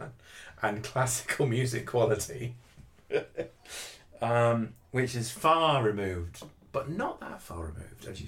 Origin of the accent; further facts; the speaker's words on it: United Kingdom; being British